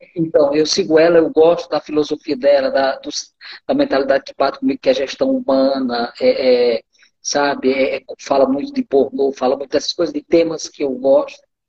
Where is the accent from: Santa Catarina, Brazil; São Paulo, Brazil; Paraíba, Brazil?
Paraíba, Brazil; sertão of; moved away as an adult; now in Rondônia, Brazil; eu sou um paraibano, sou lá do sertão da Paraíba e que em 86 veio para Rondônia